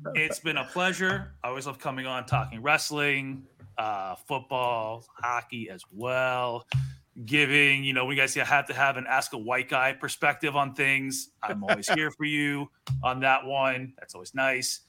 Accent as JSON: {"language": "English", "town": "Pittsburgh", "region": "Pennsylvania", "country": "United States", "tie": "born or raised there", "moved": "yes", "lives_now": "Austin, United States", "said": "I grew up in Pittsburgh, I only moved to Austin"}